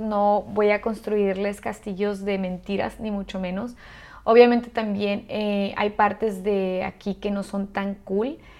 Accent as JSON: {"language": "Spanish", "town": "Ciudad Juárez", "region": "Chihuahua", "country": "Mexico", "also_born_or_lived": "Australia / Oman", "moved": "as an adult", "lives_now": "Dubai, United Arab Emirates", "said": "soy chica de frontera, entonces para mí obviamente escuchar que si yo soy de Ciudad Juárez, Chihuahua"}